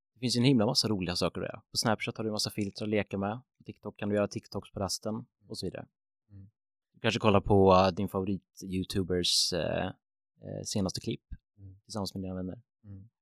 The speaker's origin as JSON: {"language": "Swedish", "town": "Grästorp", "region": "Västra Götaland", "country": "Sweden", "tie": "born or raised there", "said": "jag är född 1997 eh, i en liten håla som heter Grästorp"}